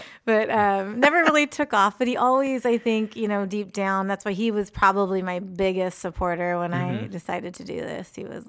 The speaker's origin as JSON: {"language": "English", "town": "Antioch", "region": "California", "country": "United States", "tie": "born or raised there", "said": "I grew up in Antioch, a stone's throw away."}